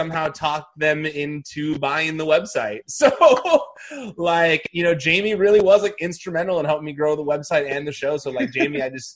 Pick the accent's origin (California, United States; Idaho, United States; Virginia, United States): California, United States; the Valley; I'm from the Valley, too